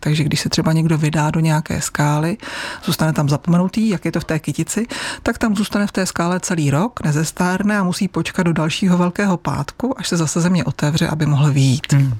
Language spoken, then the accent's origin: Czech; Pardubice area, Chrudim area, Pardubice Region, Czechia; u nás na Pardubicku, na Chrudimsku